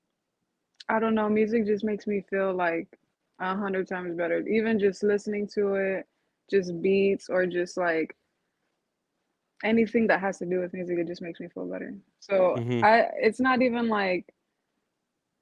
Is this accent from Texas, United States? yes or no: yes; Uvalde, Texas, United States; I was born and raised in Uvalde